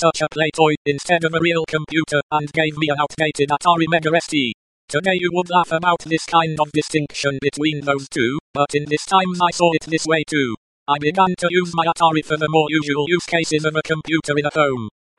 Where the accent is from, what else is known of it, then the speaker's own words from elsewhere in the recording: eastern Germany, Germany; accent: German; English is a second language; I was born and raised up in Eastern Germany.